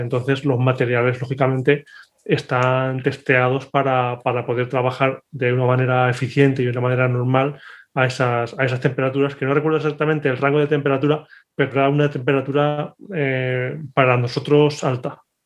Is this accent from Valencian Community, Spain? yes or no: no; Castilla-La Mancha, Spain; En Radio Manchuela, en la radio de mi tierra